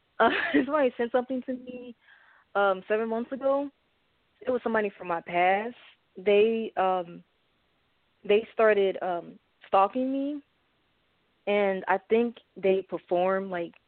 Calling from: St. Louis, Missouri, United States; I'm calling from St. Louis, Missouri.

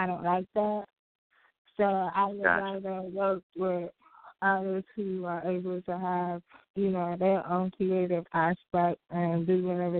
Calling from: North Carolina, United States; Hi, this is … I'm from North Carolina.

